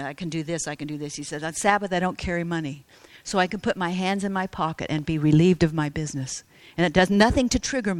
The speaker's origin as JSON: {"language": "English", "country": "United States", "said": "I was from America"}